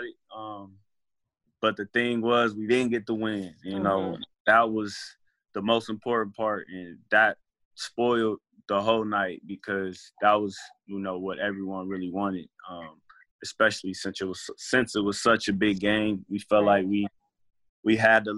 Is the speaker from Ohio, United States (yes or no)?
yes; Columbus, Ohio, United States; moved away; also born or lived in New Jersey; I went back home to my hometown, Columbus, Ohio